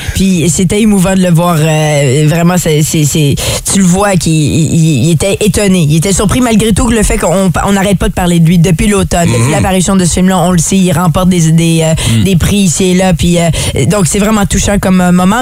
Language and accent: French; Ottawa, Ontario, Canada; moved away; je viens d'Ottawa